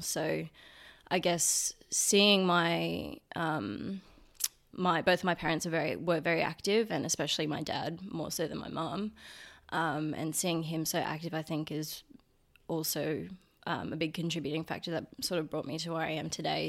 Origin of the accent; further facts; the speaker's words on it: Brisbane, Queensland, Australia; I grew up in Brizzy